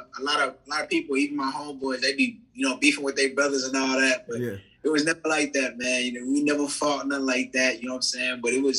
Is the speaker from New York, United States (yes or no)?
no; Fort Worth, Texas, United States; I grew up all around Fort Worth.